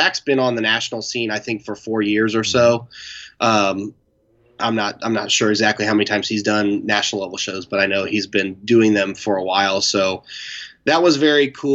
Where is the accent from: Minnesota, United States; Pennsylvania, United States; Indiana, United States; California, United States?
Indiana, United States; Indianapolis; my hometown